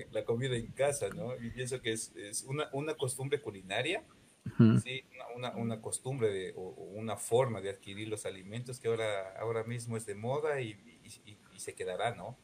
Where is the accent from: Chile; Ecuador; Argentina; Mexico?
Ecuador; now in Loja, Ecuador